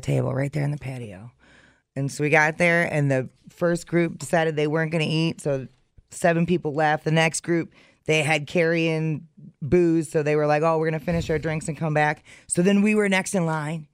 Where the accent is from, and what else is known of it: Wisconsin, United States